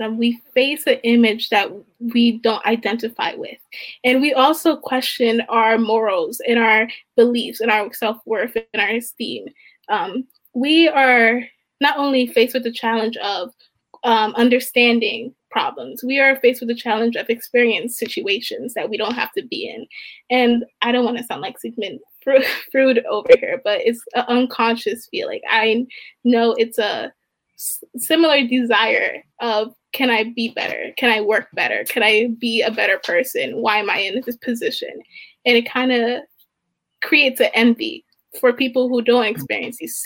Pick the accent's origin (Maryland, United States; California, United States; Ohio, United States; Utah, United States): Maryland, United States; Baltimore; I'm from Baltimore